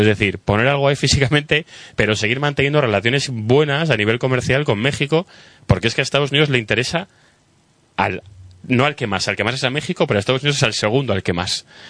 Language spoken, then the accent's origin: Spanish; Spain; como español